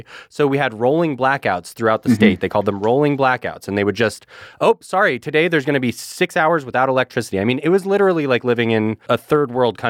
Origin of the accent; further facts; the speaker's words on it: California, United States; I am a Californian